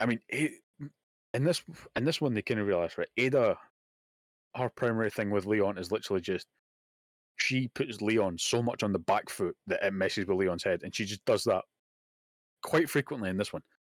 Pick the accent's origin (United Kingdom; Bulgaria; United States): United Kingdom; Scotland; I'm Scottish